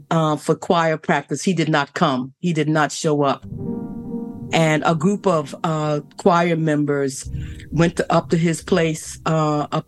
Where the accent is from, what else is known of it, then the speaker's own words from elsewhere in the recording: Lincolnville, United States; moved away; the church that I grew up in in Lincolnville.